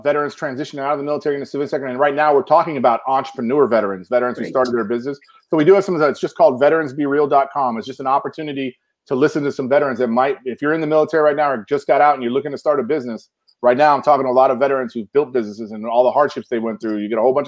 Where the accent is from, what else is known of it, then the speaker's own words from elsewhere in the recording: Chicago, Illinois, United States; now in Texas, United States; I'm from Illinois. I was born in Chicago